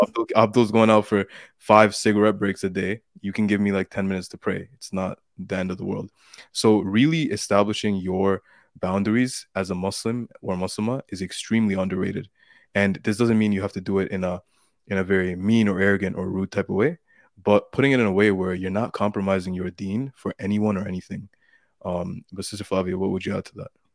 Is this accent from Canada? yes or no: yes; Canada; I'm from Canada